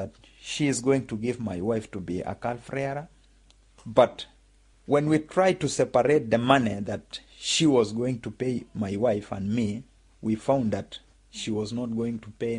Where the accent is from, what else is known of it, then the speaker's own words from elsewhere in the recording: Kenya; moved away as an adult; also born or lived in Southland, New Zealand; now in Balclutha, New Zealand; I am from Kenya.